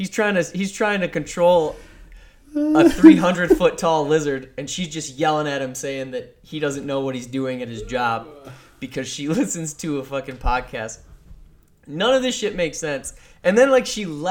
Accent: Midwest, United States; we're from the Midwest

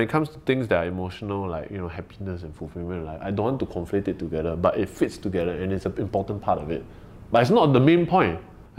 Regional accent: Singapore; we are very Singaporean in the way that we talk about the issues

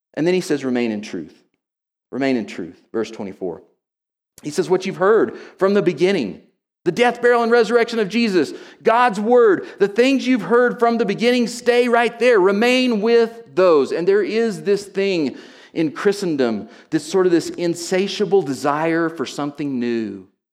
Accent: Oklahoma, United States; moved away; I grew up in Oklahoma

